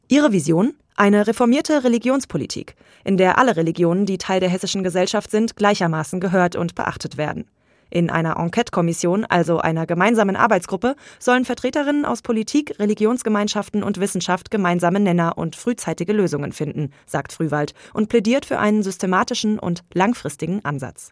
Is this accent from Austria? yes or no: no; Palestine; moved away as an adult; also born or lived in Gaza; now in Marburg, Germany; als Palästinenser